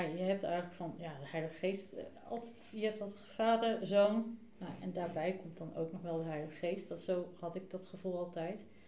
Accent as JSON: {"language": "Dutch", "region": "the West", "country": "Netherlands", "moved": "as an adult", "lives_now": "Buitenpost, Netherlands", "said": "Ik eh, woon nu 2,5 jaar in uh, Buitenpost. kom uit het Westen"}